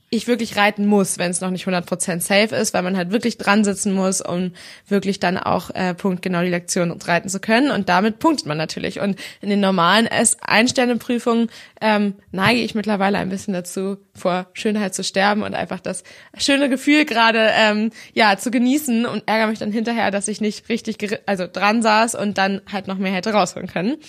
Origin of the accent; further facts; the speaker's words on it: Schleswig-Holstein, Germany; hier bei uns in Schleswig-Holstein